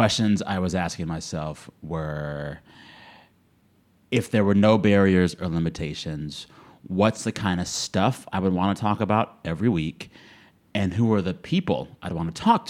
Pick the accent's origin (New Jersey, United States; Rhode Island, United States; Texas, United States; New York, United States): Texas, United States; South; I was a kid growing up in South Texas